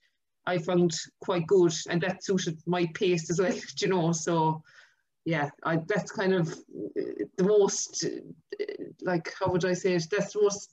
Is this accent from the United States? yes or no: no; Ireland; I'm from Clarny and I'm working in Permanent TSB in Tralee as a mortgage advisor there